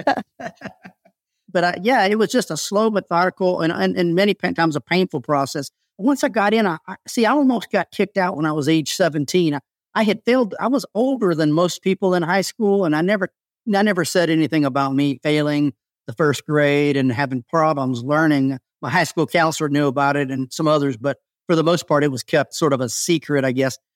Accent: South Carolina, United States; I grew up in the South as a man

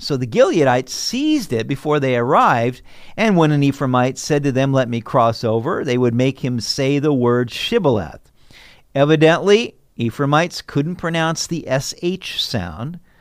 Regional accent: United States; accent: American; I'm an American

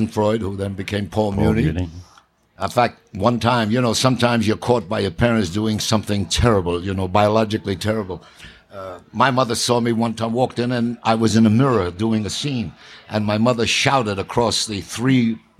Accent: New York, United States; I grew up on the Lower East Side of New York, Williamsburg, Brooklyn

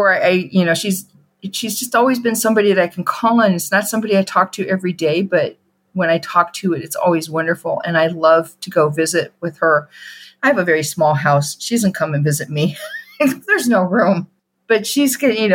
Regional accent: outside of Chicago, Illinois, United States; We grew up outside of Chicago

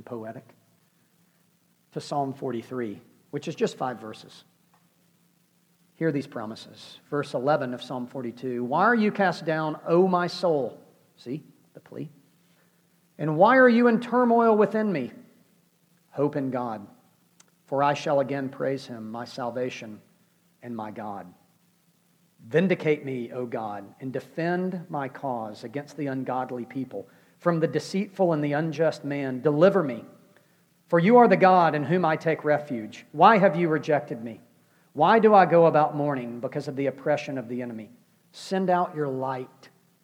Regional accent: United States; we're American, because we live in the Western world

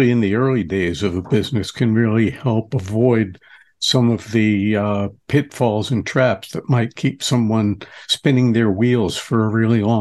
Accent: New York, United States; as a New Yorker

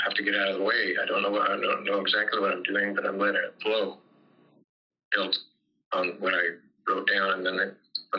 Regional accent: Fontana, California, United States; Growing up in Fontana

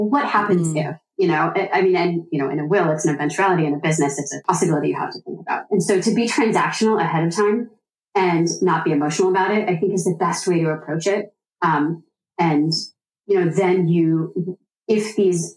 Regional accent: East Coast, United States; now in Midwest, United States; I am from the East Coast originally

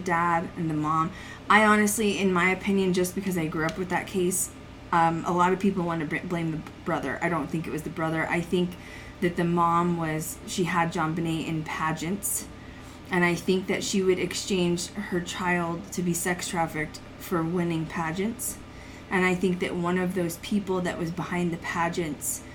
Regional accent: Colorado, United States; I grew up in Colorado

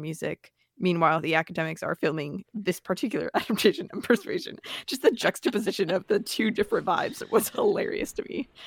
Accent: the South, United States; I grew up in the South

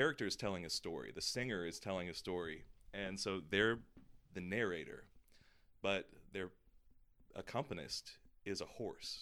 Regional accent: Georgia, United States; moved away; I grew up in the South in Georgia

